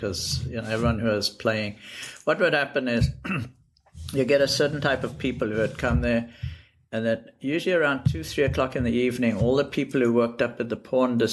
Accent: Johannesburg, Gauteng, South Africa; moved away as an adult; also born or lived in Europe; now in New York, United States; I grew up in South Africa, Johannesburg, and I went to school there. And I left South Africa when I was about 19

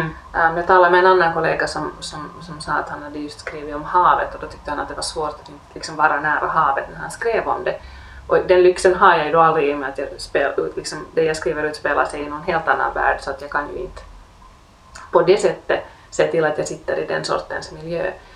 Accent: Helsinki, Uusimaa, Finland; det är ju ändå min hemstad

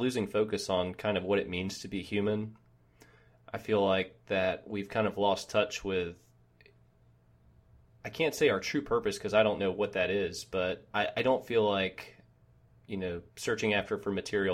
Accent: Georgia, United States; I'm from Georgia, United States.

